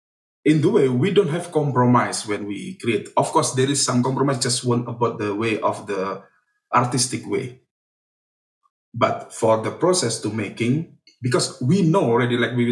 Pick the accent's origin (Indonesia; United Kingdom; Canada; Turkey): Indonesia; our identity as Indonesian, because we are from Indonesia